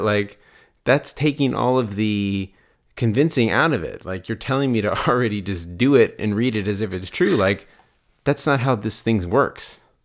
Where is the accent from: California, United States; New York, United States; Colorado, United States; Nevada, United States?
Nevada, United States; Las Vegas; I grew up in Las Vegas